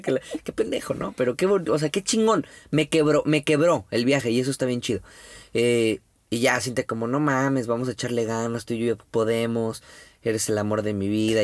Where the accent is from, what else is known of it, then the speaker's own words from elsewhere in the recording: Mexico; como buen mexicano